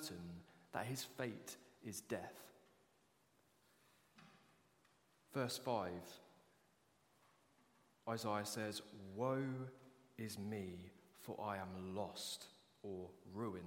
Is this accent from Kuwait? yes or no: no; United Kingdom; as British people